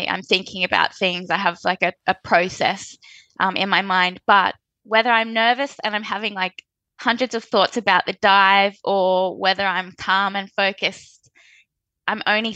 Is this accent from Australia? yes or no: yes; Australia; As an Australian freediving athlete